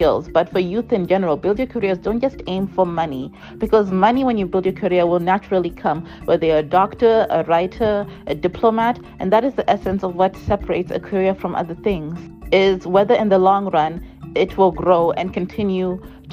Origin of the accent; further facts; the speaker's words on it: Zimbabwe; I come from Zimbabwe, and the mentality in Zimbabwe is that there's no future within the arts industry